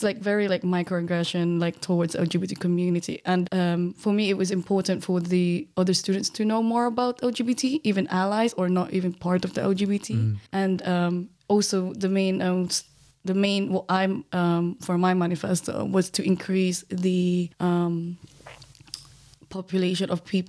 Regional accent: Philippines; which for myself as a Filipino, I'm a POC, like I wanted to find people like me that I could relate to.

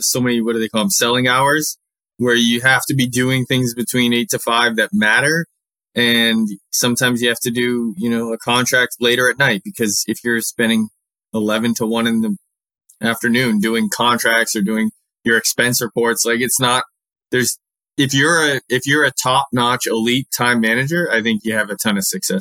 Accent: New England, United States; I'm from New England

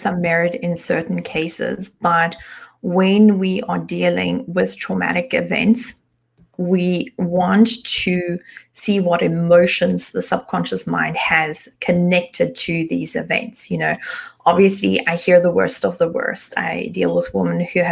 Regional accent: South Africa; moved away as an adult; now in Germany; I was born in South Africa, but I've been living in Germany for the past 12, almost 13 years.

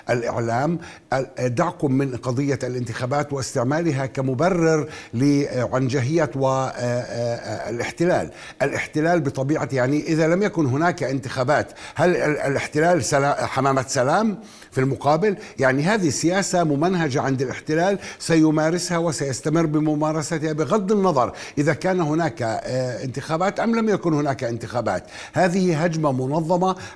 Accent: Palestine

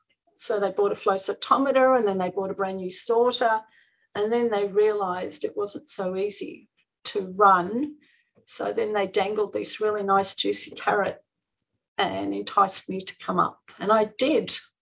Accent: Melbourne, Victoria, Australia; now in Brisbane, Australia; So when I moved up to Brisbane from Melbourne, I continued organising them.

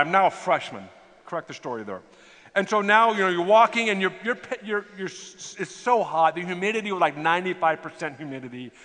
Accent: United States; I'm from America

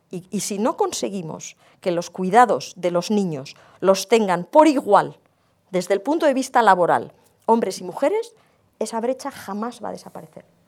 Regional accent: Basque Country, Spain; yo provengo del País Vasco

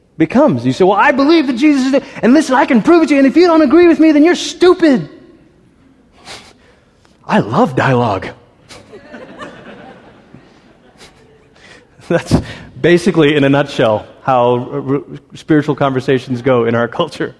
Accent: Malaysia; I grew up in Malaysia

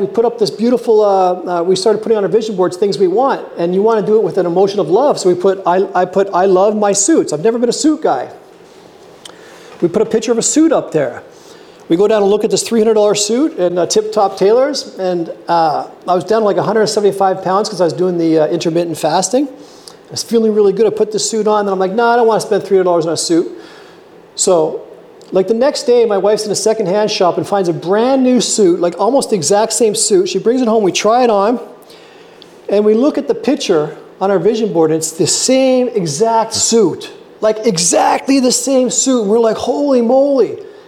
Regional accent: Canada; also born or lived in Whistler; now in Lower Coverdale, Canada; I'm a Canadian

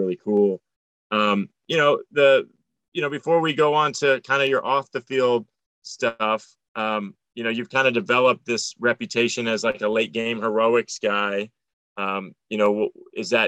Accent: Tampa, Florida, United States; I'm originally from Tampa, Florida. I grew up going to Tampa Bay Mutiny games

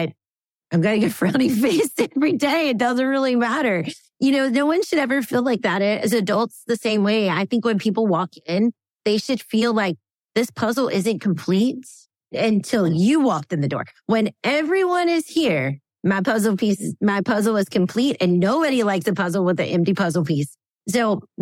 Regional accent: the South, United States; I grew up in the South

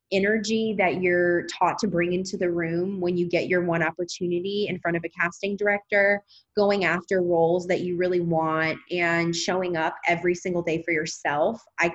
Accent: Louisiana, United States; now in Los Angeles, United States; Yeah, Louisiana. I'm a Southern Belle.

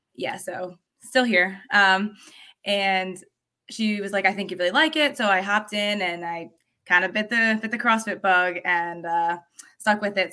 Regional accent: State College, Pennsylvania, United States; moved away; I grew up in State College, Pennsylvania

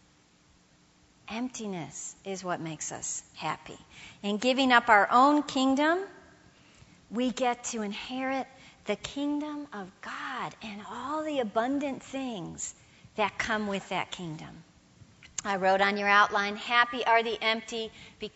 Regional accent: United States; I'm a Protestant and I'm an American

